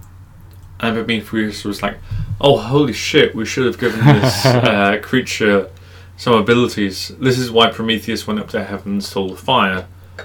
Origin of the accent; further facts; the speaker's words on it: England, United Kingdom; I'm English